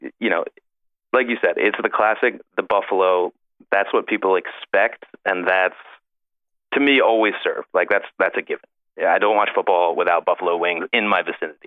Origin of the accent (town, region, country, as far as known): Philadelphia, Pennsylvania, United States; born or raised there